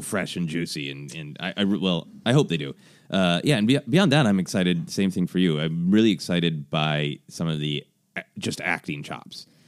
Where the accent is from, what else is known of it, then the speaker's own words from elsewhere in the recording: Minneapolis, Minnesota, United States; at the Guthrie in my hometown of Minneapolis